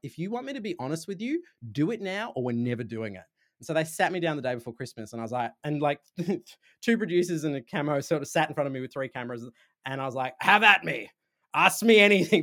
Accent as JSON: {"language": "English", "town": "Sydney", "region": "New South Wales", "country": "Australia", "accent": "Australian", "said": "I'm from Sydney, so, in, in Australia"}